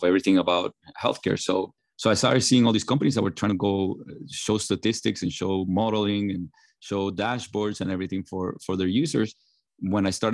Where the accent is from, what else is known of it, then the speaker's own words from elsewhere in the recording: Puerto Rico; I grew up in Puerto Rico